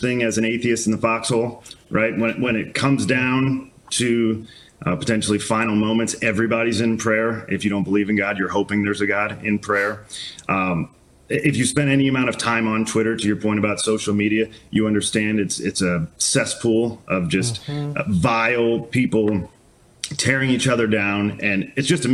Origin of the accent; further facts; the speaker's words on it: St. Louis, Missouri, United States; I'm from St. Louis